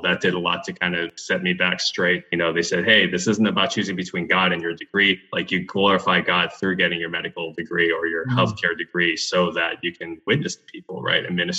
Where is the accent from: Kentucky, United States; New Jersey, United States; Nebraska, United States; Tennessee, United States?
Tennessee, United States; also born or lived in Houston; got involved at a mega church similar to the one I grew up with in Tennessee.